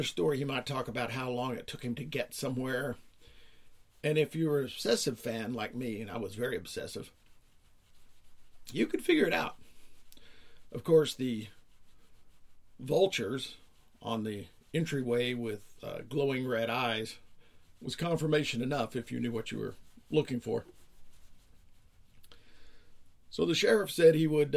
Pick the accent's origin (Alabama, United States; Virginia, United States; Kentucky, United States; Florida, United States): Kentucky, United States; I'm from Kentucky